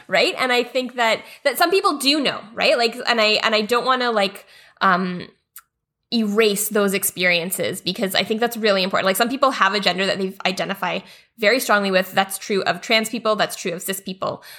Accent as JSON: {"language": "English", "country": "Canada", "said": "a big part of Canadian identity was the idea that we're not American. Like, that was one of the best things about being Canadian is that we are better than the U S"}